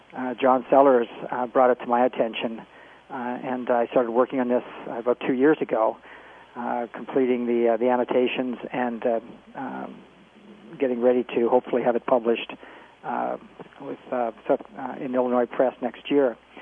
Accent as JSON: {"language": "English", "country": "Canada", "also_born_or_lived": "Nantucket, Massachusetts", "moved": "as an adult", "lives_now": "United States", "said": "I'm a Canadian, if, if uh, no one's guessed with the accent. But I've been in the states for a while."}